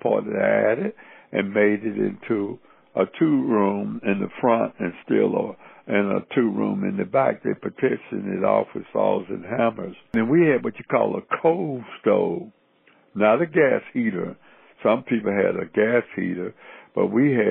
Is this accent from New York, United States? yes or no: no; Cincinnati, Ohio, United States; born or raised there; also born or lived in the American South